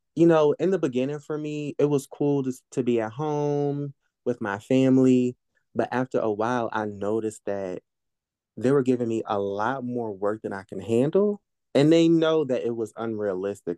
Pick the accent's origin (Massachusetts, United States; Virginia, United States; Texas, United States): Virginia, United States; Norfolk; I grew up, uh, one of the parts of Norfolk called Ocean View.